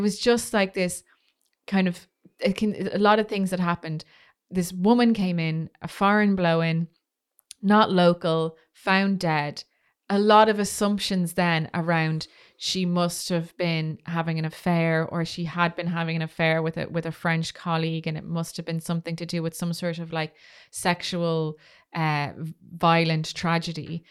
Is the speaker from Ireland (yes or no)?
yes; Ireland; being Irish